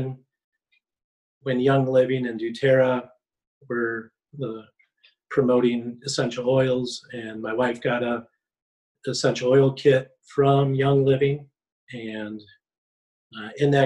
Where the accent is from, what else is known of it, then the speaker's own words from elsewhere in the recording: Marshfield, Wisconsin, United States; moved away as an adult; also born or lived in Colorado; now in Valparaiso, United States; I'm from Marshfield, Wisconsin.